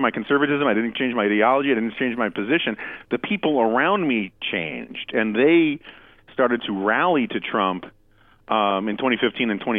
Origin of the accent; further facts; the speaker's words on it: New York City, New York, United States; I grew up in New York City.